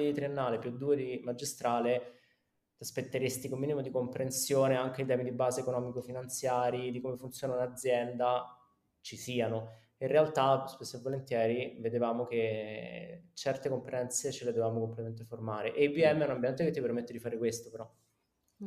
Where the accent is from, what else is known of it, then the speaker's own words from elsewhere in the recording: Rome, Lazio, Italy; moved away as an adult; also born or lived in Milan; sono romano